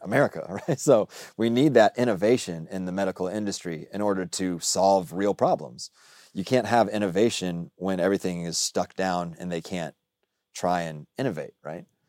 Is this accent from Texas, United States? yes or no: yes; Dallas, Texas, United States; also born or lived in Austin; I say I'm from the South, but I grew up in Dallas